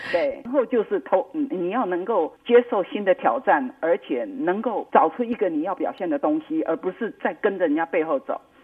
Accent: Taiwan; moved away; 我是台湾人

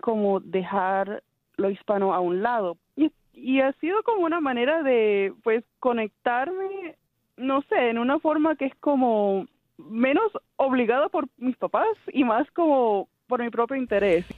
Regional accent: Canada; yo creciendo aquí en Canadá, en el colegio, en la escuela, no, no había nadie como yo que hablaba español

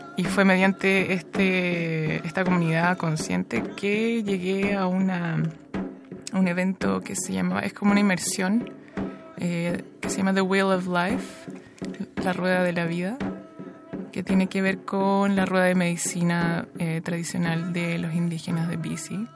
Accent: Viña del Mar, Valparaíso, Chile; now in Montreal, Canada; nací en Viña del Mar, después nos vinimos a Montreal

